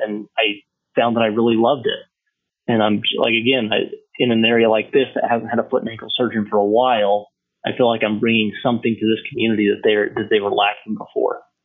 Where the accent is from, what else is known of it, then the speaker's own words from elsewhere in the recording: Idaho, United States; moved away as an adult; now in Montrose, United States; I'm from Idaho